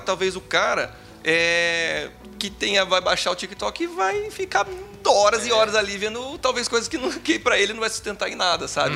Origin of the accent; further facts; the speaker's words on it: Brazil; Eu, como um bom brasileiro que sou